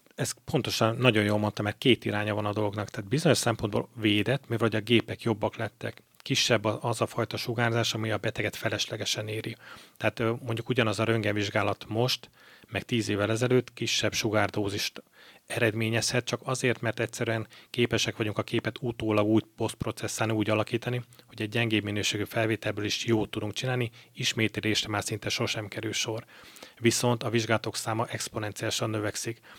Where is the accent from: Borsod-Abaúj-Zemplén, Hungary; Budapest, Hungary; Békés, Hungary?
Borsod-Abaúj-Zemplén, Hungary; Miskolc; also born or lived in Cyprus; egy tengerparti városba kerültem Miskolciként